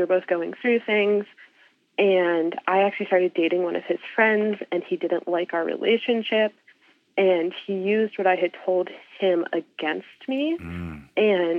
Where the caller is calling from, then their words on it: Salisbury, Maryland, United States; I am currently in Salisbury, Maryland.